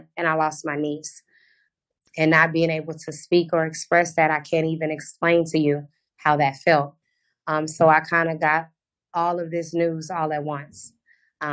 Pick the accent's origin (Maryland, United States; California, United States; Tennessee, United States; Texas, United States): Texas, United States; Houston; now in Orlando, United States; I'm originally from Houston, Texas. I now reside in Orlando, Florida